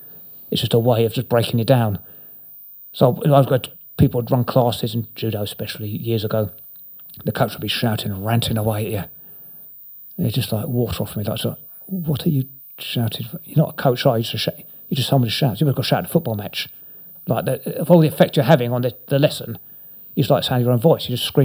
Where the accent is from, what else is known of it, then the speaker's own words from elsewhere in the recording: Inverness, Scotland, United Kingdom; born there; I was born up in Scotland, in Inverness